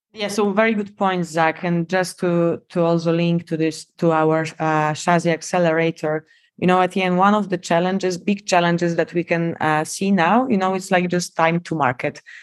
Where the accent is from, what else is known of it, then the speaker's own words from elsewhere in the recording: Poland; accent: Polish; English is a second language; moved away as an adult; also born or lived in South Korea / Miami, United States; I'm Polish, as you can tell by my accent